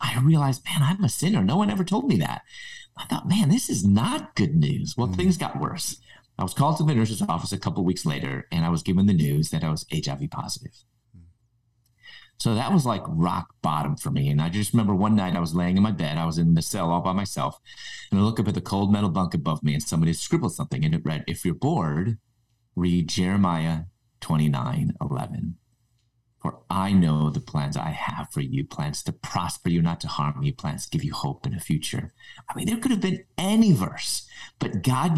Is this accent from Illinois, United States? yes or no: yes; Chicago, Illinois, United States; moved away as an adult; also born or lived in Louisville; In my early 20s, I moved from Chicago, where I was originally from, to Louisville